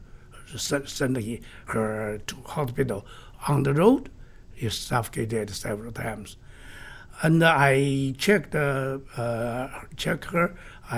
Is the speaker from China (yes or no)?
yes; China; my hometown, home city, northwestern mountain area